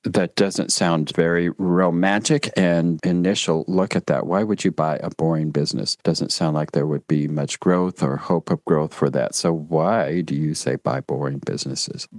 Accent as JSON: {"language": "English", "town": "Durango", "region": "Colorado", "country": "United States", "tie": "born or raised there", "said": "I grew up in Durango, Colorado"}